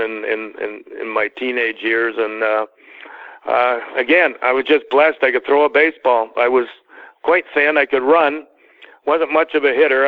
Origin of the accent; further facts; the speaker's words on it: Toronto, Ontario, Canada; moved away as an adult; growing up in Canada